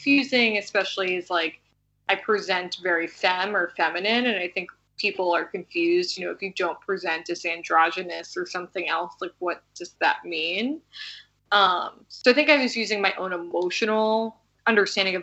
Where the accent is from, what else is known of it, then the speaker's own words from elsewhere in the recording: New York, United States; I was born and raised in New York